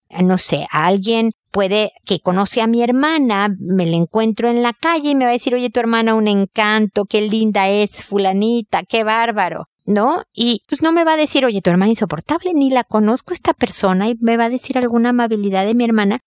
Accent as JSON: {"language": "Spanish", "country": "Mexico", "moved": "as an adult", "lives_now": "Chile", "said": "Cuando recién llegué a Chile a vivir, yo soy mexicana, tengo muchos años ya viviendo en Chile"}